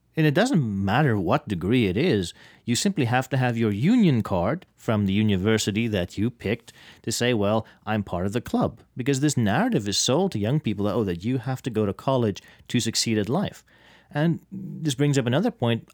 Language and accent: English; South Africa; now in United States; my home country of South Africa